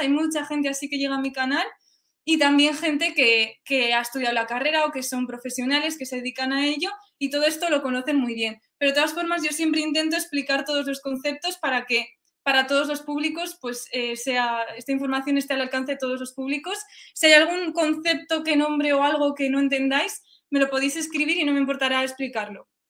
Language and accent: Spanish; Spain; also born or lived in Sweden; siendo española